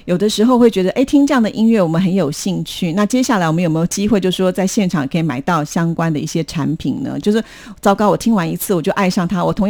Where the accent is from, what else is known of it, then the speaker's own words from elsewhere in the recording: Taiwan; 我们台湾人